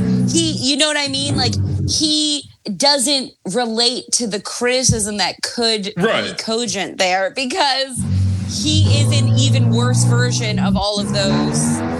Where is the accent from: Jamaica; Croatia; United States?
United States; Mid-Atlantic; I grew up in the Mid-Atlantic